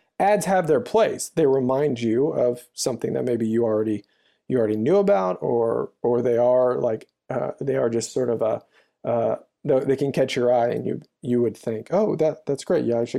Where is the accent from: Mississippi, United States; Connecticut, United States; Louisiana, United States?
Louisiana, United States; I grew up in the South in Louisiana, and it was a country church. 12,000 people lived in the town.